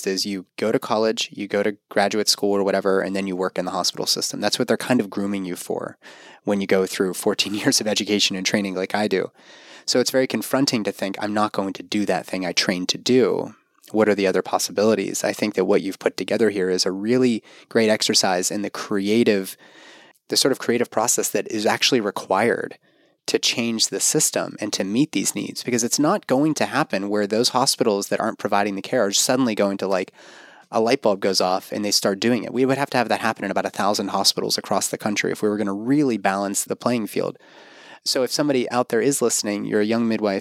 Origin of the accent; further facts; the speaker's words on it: Pittsburgh, Pennsylvania, United States; UPMC in my hometown of Pittsburgh.